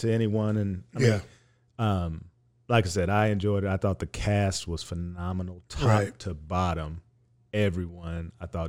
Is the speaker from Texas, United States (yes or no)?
yes; Dallas, Texas, United States; I'm from Oak Cliff. I say Dahomey.